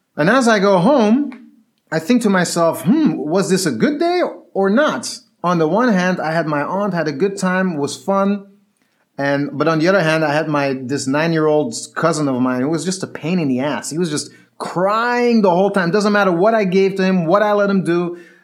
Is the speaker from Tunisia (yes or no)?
yes; Tunis, Tunis Governorate, Tunisia; moved away; I was growing up in Tunis, when I was younger, when I was nine or ten years old